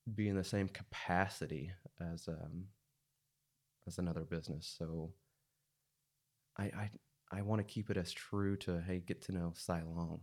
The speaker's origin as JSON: {"language": "English", "town": "Siloam Springs", "region": "Arkansas", "country": "United States", "tie": "born or raised there", "also_born_or_lived": "Russellville, Arkansas / Joplin, Missouri / Fayetteville, Arkansas", "said": "I grew up in Silent Springs."}